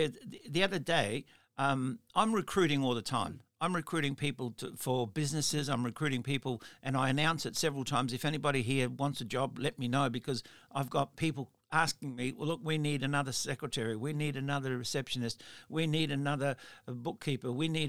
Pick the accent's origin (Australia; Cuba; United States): Australia; Melbourne, Victoria; And in South Australia, sorry, and I'm from Melbourne, and I'm going back to Melbourne.